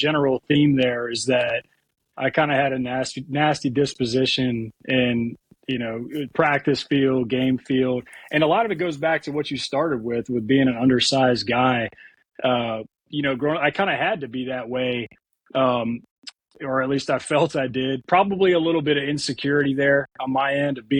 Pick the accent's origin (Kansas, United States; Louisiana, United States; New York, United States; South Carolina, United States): South Carolina, United States; moved away as an adult; also born or lived in Annapolis, Maryland / Twentynine Palms, California / Richmond, Virginia; now in Wilmington, United States; I'm from South Carolina originally, but not on the coast